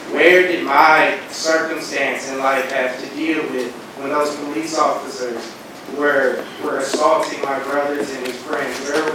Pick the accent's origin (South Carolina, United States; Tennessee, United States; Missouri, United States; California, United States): Missouri, United States; St. Louis; I am from St. Louis, Missouri, so I was a sophomore in high school when he passed away.